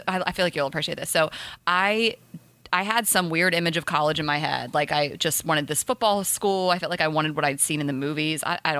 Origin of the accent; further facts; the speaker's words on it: Dover, Delaware, United States; moved away as an adult; also born or lived in Atlanta, Georgia; I grew up in Delaware, went to Clemson. Also, I grew up in Delaware. Still, my family still lives there. A lot of Delaware pride. Dewey Beach. I'm from Dover, Smyrna, Dover